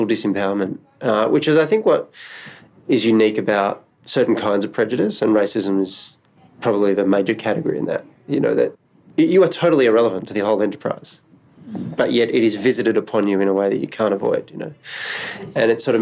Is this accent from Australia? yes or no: yes; Australia; growing up in Australia